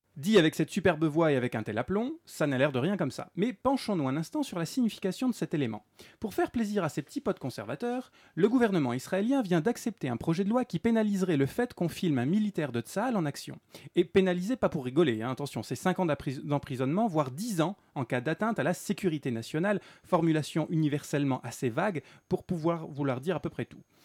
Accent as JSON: {"language": "French", "country": "France", "said": "nous en tant que Français"}